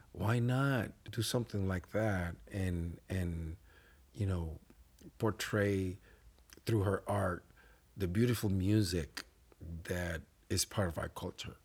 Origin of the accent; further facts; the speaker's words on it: Puerto Rico; accent: Spanish accent; English is a second language; moved away as an adult; now in Buffalo, United States; as a Puerto Rican, as a Latino man